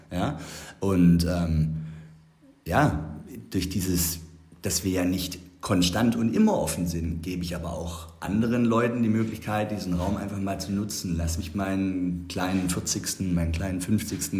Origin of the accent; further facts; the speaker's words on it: Herrenberg, Baden-Württemberg, Germany; wir sind Herrenberger Stadtkinder. Ich meine, wir sind in der Altstadt aufgewachsen